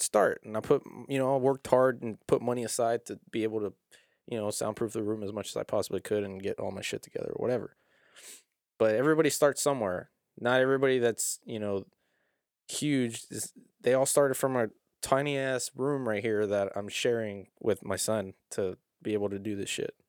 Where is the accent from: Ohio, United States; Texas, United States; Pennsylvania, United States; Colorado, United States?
Texas, United States; South Houston; I'm actually from South Houston.